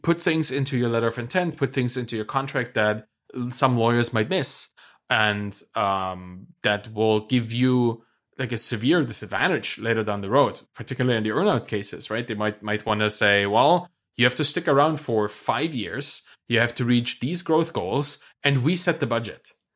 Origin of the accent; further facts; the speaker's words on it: Germany; I'm from Germany